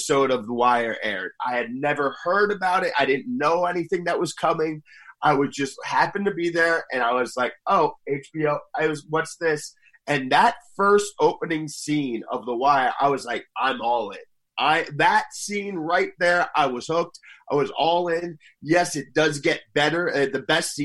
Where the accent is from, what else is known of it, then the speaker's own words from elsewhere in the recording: Northern New Jersey, United States; I am from Northern New Jersey